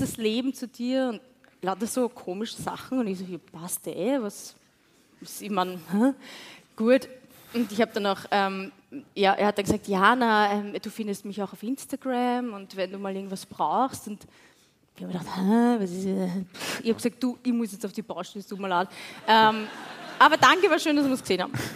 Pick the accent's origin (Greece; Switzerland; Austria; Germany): Austria; Wiener Neustadt, Lower Austria; ich komme aus Wiener Neustadt